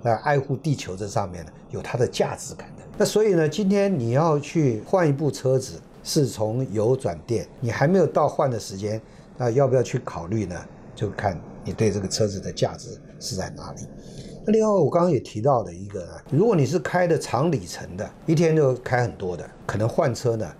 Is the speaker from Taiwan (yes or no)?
yes; Taiwan; 然后我们台湾人。赚的利润是有多少？